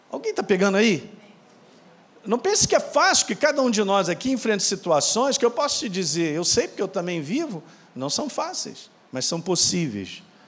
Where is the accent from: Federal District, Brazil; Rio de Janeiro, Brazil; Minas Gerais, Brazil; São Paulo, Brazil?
Minas Gerais, Brazil; eu sou de Minas